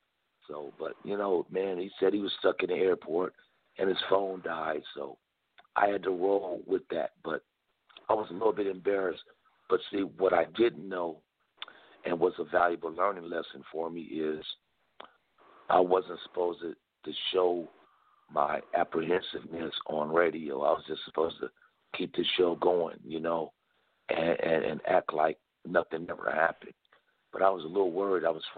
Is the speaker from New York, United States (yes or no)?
no; Los Angeles, California, United States; we're both from South Central Los Angeles.